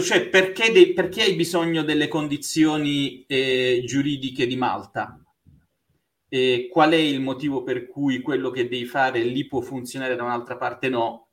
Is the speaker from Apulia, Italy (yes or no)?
yes; Bari, Apulia, Italy; moved away as an adult; also born or lived in Taranto / Belgium / England / Switzerland; now in Rome, Italy; Io sono nato a Taranto, da cui la birra Raffo, e sono stato a Bari fino alla laurea